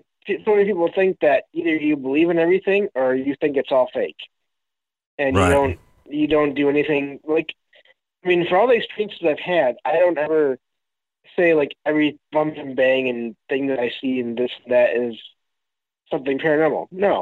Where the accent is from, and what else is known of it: Michigan, United States